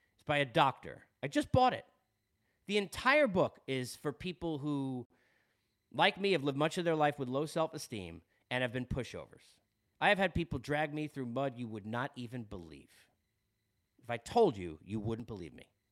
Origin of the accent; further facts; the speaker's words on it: Long Island, New York, United States; accent: Long Island; I'm from Long Island